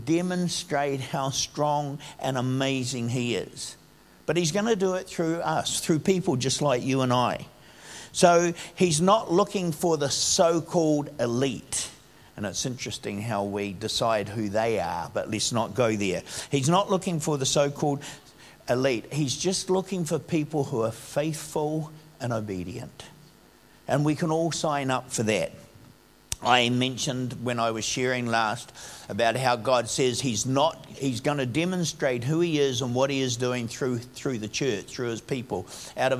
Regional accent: Upper Hutt, Wellington, New Zealand; When I grew up in Upper Hutt. It was a little country town when I first grew up here

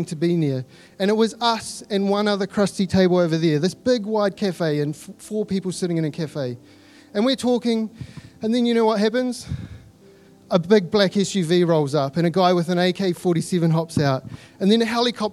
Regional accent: New Zealand; accent: Kiwi; my Kiwi accent.

